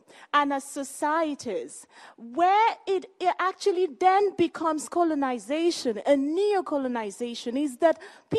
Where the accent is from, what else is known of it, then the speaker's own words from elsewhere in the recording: Igbo, Igboland, Nigeria; I am from a tribe called the Igbo tribe in Nigeria.